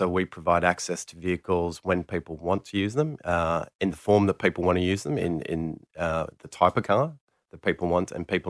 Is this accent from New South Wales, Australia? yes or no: yes; Sydney, New South Wales, Australia; Here in Sydney. Here in Sydney.